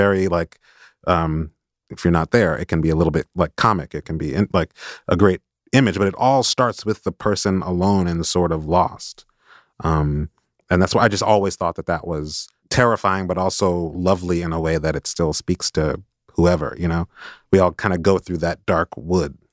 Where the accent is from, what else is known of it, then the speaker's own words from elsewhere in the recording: Chicago, Illinois, United States; I grew up in Chicago where there are a lot of, there were a lot of black Catholics